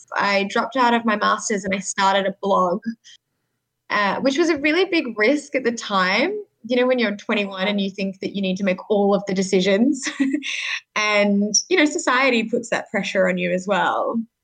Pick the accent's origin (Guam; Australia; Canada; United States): Australia; Sydney, New South Wales; I grew up in Sydney